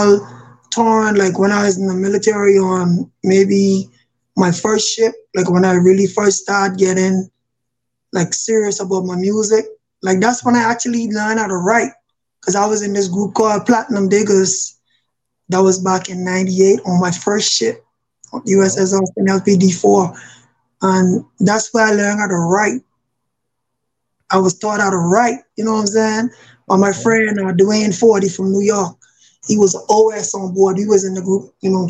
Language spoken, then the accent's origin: English; Nassau, New Providence, Bahamas; now in Newport News, United States; I am originally from Nassau, Bahamas, but I reside in Virginia. I stay in the Newport News area.